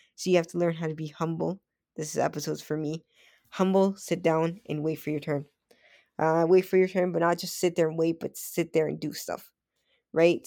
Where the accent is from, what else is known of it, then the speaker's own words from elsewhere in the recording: Toronto, Ontario, Canada; I grew up on Western Road, but my mom and I, we moved, I think it was one, two, yeah, one, two, three, four times in the same street